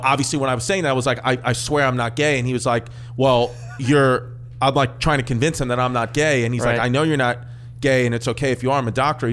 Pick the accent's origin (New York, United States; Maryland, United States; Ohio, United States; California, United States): New York, United States; I grew up in New York